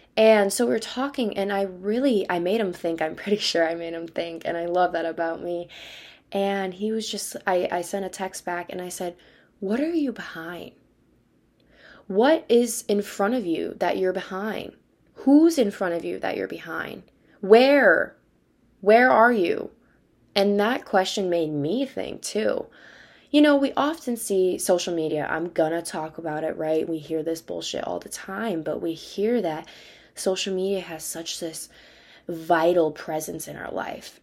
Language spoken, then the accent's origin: English; Wisconsin, United States; moved away; I'm from Wisconsin